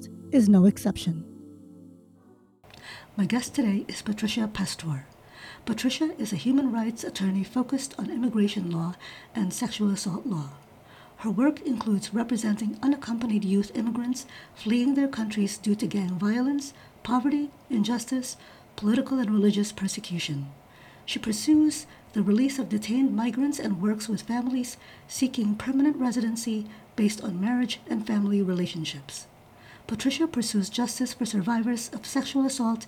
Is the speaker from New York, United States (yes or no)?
yes; New York City, New York, United States; I lived in Queens, I grew up in Queens, one bathroom with four women and my dad.